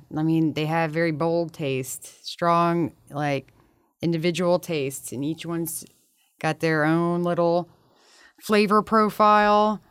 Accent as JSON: {"language": "English", "town": "Baton Rouge", "region": "Louisiana", "country": "United States", "said": "We're both from Baton Rouge."}